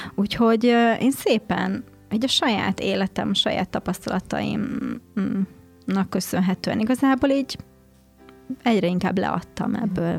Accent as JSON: {"language": "Hungarian", "town": "Székesfehérvár", "region": "Fejér", "country": "Hungary", "tie": "born or raised there", "said": "Én Székesfehérváron nőttem fel, egy szerető családban"}